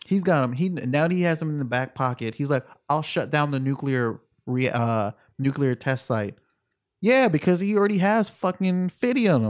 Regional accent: Jamaica; I'm Jamaican

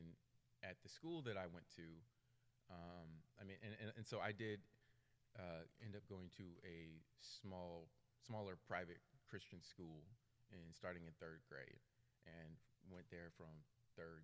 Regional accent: Cary, North Carolina, United States; I am from Cary

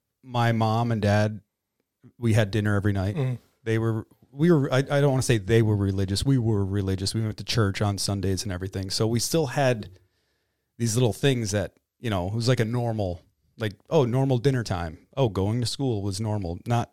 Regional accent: Bronx, New York, United States; also born or lived in Detroit; growing up in the Bronx and then Detroit and back and forth from all these, you know, not poor cities, but, you know, impoverished cities.

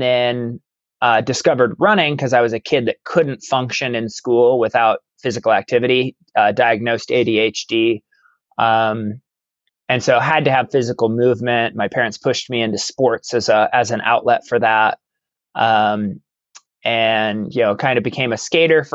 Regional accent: Baker City, Oregon, United States; now in Klamath Falls, United States; I was actually born and raised in Baker City, Oregon, which is up in northeastern Oregon

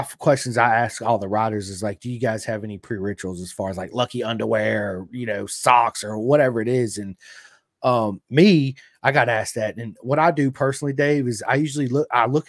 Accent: Roanoke, Virginia, United States; I'm from Virginia, Roanoke, Virginia.

